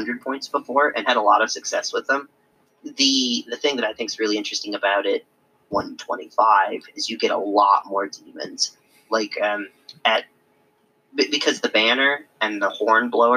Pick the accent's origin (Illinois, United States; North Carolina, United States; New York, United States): Illinois, United States; moved away; I'm originally from Illinois. Schaumburg, where Adepticon is held, is not too far from where I lived for a really, really long time